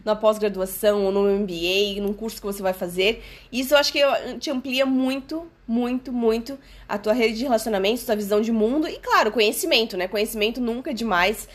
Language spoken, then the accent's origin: Portuguese; Brazil; moved away as an adult; now in Portugal; eu saí do Brasil que tava tudo organizadinho a minha vida, eu tinha meu apartamento, tinha meu trabalho